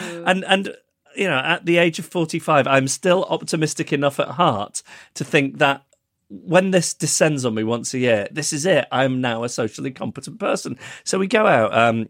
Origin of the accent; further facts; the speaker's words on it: Manchester, North West England, United Kingdom; born there; at Withington Hospital, where incidentally I was born in Manchester